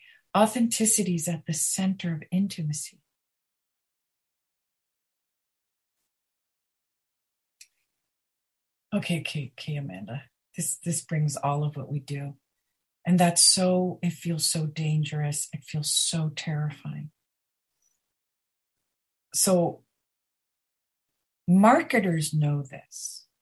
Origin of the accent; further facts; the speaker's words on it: Chiang Mai, Thailand; I'm from Chiang Mai, Thailand